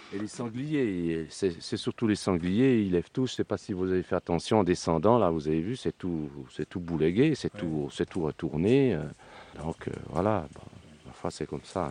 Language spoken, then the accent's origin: French; Swiss Jura, Switzerland; moved away as an adult; now in Cévennes, France; j'ai pas pris l'accent du pays. je suis d'origine suisse, je suis jurassien.